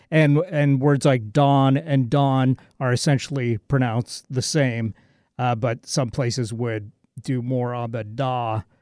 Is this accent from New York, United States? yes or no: no; California, United States; moved away; also born or lived in Nevada; living up here uh, since '91 and uh, but being born and raised in California and Nevada, you know, I think I've got that kind of West Coast thing completely melded together for sure.